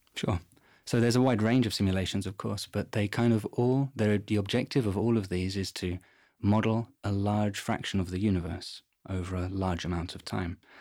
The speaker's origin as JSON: {"language": "English", "region": "London", "country": "United Kingdom", "moved": "as an adult", "lives_now": "Garching, Germany", "said": "I come from London in England"}